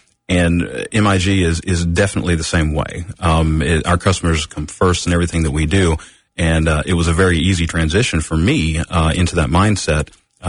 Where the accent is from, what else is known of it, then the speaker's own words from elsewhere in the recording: Knoxville, Tennessee, United States; moved away as an adult; also born or lived in Orlando, Florida; I'm from Knoxville originally, went to Bearden High School, went to UT.